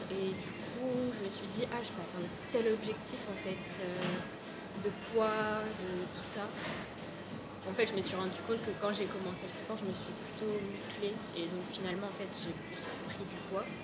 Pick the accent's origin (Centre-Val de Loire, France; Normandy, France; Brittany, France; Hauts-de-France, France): Brittany, France; moved away as an adult; now in Paris, France; je viens de Bretagne, vraiment.